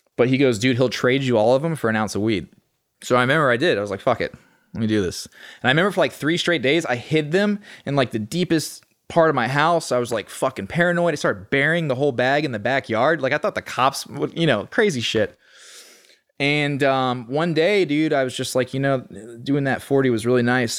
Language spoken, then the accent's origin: English; Austin, Texas, United States; born and raised in Austin, Texas